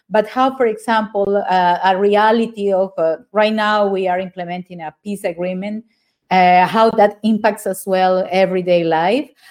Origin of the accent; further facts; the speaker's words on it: Neiva, Huila, Colombia; I'm from Neiva.